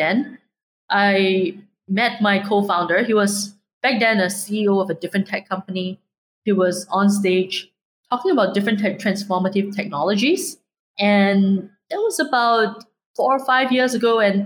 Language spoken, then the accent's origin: English; Singapore; I'm Singaporean born and raised